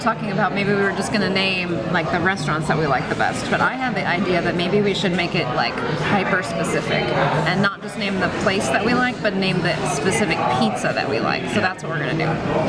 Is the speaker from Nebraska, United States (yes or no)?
yes; Omaha, Nebraska, United States; I mean, I am from Omaha.